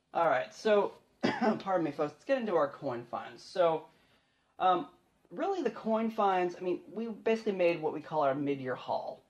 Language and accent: English; Frederick, Maryland, United States; moved away; I grew up in Frederick